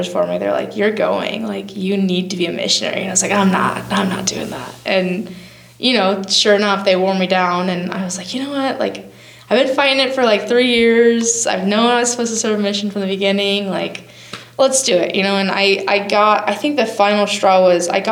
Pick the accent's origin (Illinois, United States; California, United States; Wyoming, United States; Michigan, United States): Wyoming, United States; I moved home to Gillette, an hour and a half from my hometown, back to Wyoming